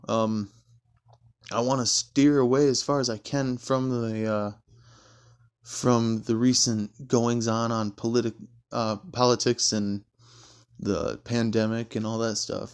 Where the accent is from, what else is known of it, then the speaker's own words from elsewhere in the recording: Stanton, Michigan, United States; moved away as an adult; now in Louisville, United States; I grew up in Michigan in a very, very small town just north of Grand Rapids called, uh, Stanton